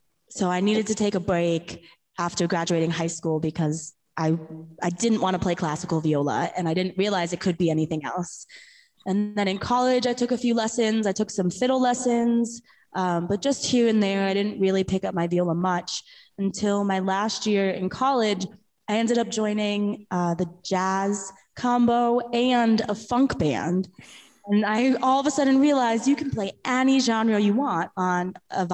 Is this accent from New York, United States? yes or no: yes; New York, United States; I grew up in New York